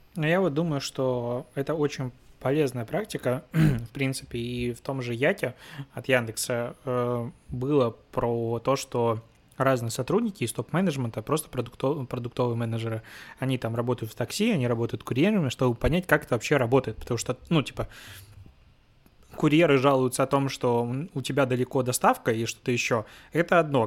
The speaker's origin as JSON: {"language": "Russian", "country": "Belarus", "also_born_or_lived": "Minsk", "moved": "yes", "said": "я белорус, ну, я из Беларуси"}